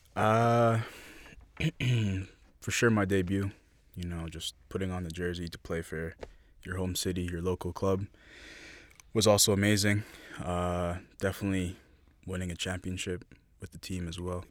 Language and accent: English; Toronto, Ontario, Canada; Born and raised in the beautiful city of Toronto